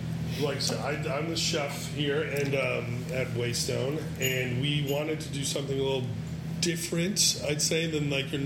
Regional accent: San Francisco, California, United States; We're industry veterans from San Francisco, but we happen to be in a touristy spot.

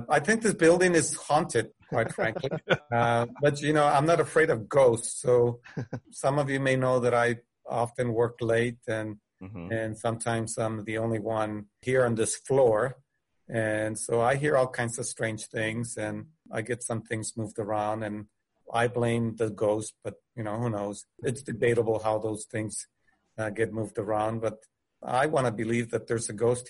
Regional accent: Del Rio, Texas, United States; I'm from Del Rio, Texas

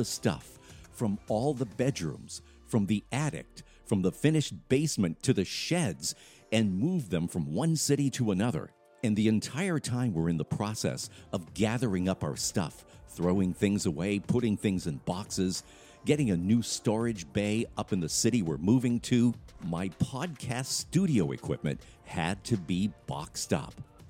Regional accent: Lewiston, Maine, United States; also born or lived in Gorham, Maine; my wife and I finally sold our house in Gorham and bought a brand new one in Lewiston, Maine, my hometown.

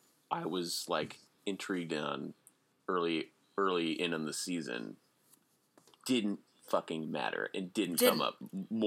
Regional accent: United States; also born or lived in New York; since I'm American

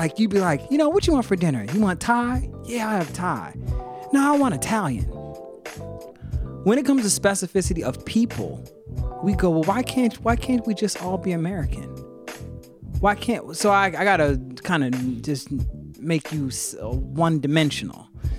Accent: Cameroon; So it doesn't matter if you're from Guinea-Bissau and I'm from Cameroon.

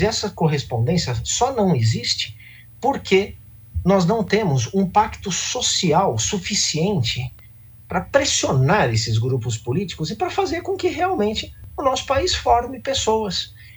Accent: Brazil; nós somos como brasileiros atualmente

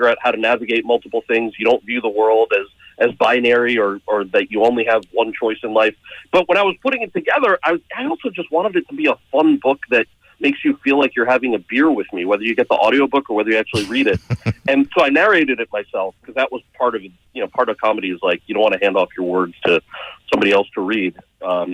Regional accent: Montclair, New Jersey, United States; also born or lived in Freehold, New Jersey; I was born in Montclair. I lived closer to Freehold

